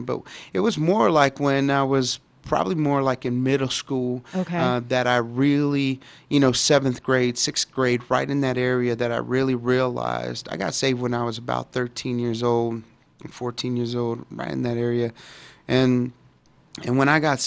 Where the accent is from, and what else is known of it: Dallas, Texas, United States; born or raised there